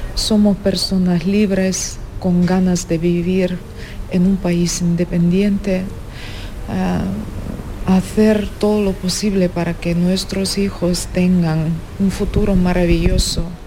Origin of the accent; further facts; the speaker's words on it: Ukraine; Spanish is a second language; moved away as an adult; now in Spain; somos dos mujeres y además somos ucranianas